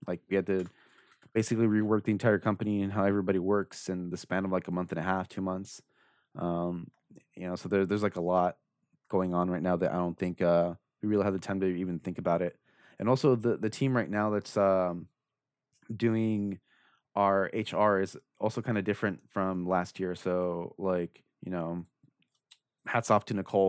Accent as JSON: {"language": "English", "area": "Orange County", "region": "California", "country": "United States", "said": "I'm from Orange County"}